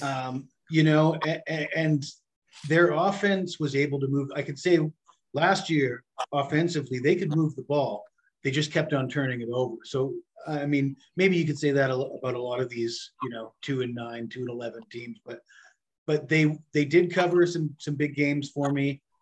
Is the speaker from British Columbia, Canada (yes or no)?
yes; Vancouver, British Columbia, Canada; I'm from the West Coast, so uh, you know the Pac-12 is my conference